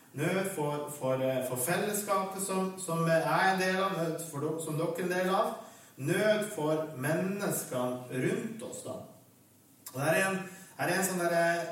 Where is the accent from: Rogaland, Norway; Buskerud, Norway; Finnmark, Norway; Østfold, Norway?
Finnmark, Norway; Vestre Jakobselv; så er jeg fra Vestre Jakobselv i Øst-Finnmark, i Vadsø kommune. Og bor der for øyeblikket også